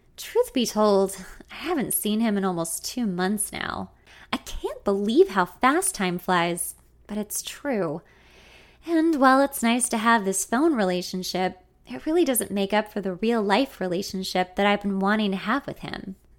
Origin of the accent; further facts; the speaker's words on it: Los Angeles, California, United States; my hometown